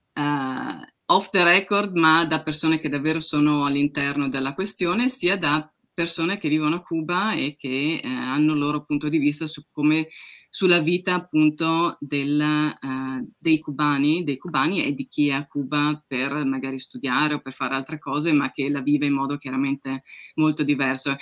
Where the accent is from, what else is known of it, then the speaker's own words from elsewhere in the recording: Udine, Friuli-Venezia Giulia, Italy; now in United Kingdom; Di Udine, che nessuno conosce.